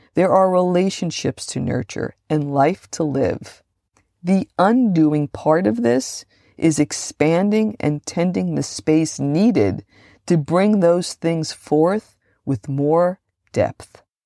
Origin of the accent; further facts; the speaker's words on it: Hudson County, New Jersey, United States; I grew up just outside of New York City, in the smallest, most densely populated county in New Jersey